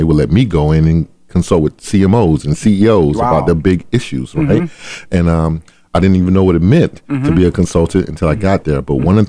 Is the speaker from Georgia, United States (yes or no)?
yes; Adel, Georgia, United States; grew up in a town called Adel, Georgia. I mm-hmm. like to reference that because sometimes people think I'm from Atlanta, and I'm not. Right? It's about 3 hours south of Atlanta, 8,000 people, exit 39 on I-75